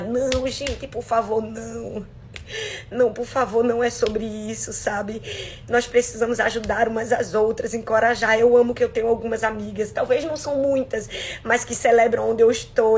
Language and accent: Portuguese; Northeast Region, Brazil; eu sou nordestina